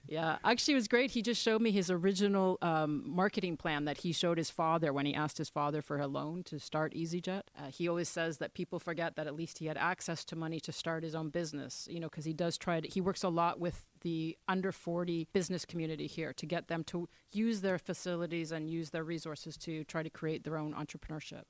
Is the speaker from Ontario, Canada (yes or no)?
yes; Toronto, Ontario, Canada; accent: Canadian; moved away as an adult; now in Monaco; I'm from Toronto, Canada.